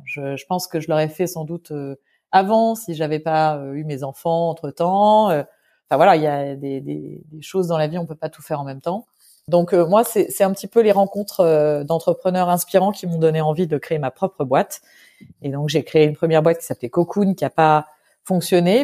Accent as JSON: {"language": "French", "country": "France", "also_born_or_lived": "London", "moved": "as an adult", "said": "je suis française à 100%"}